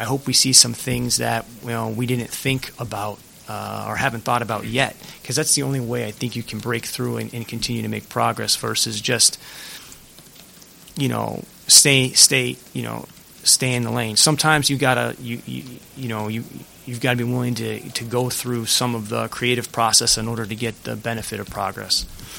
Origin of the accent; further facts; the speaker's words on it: New England, United States; you guys know I'm from New England